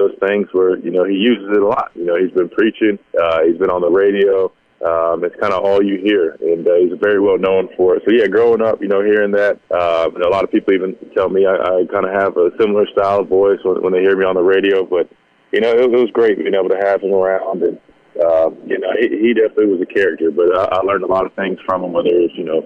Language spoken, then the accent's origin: English; near Columbia, South Carolina, United States; I grew up right outside of Columbia, maybe 20 minutes down the road